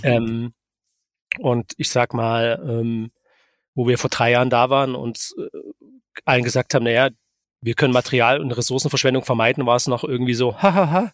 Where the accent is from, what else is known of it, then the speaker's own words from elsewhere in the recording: Dresden, Saxony, Germany; aber ich bin Dresdner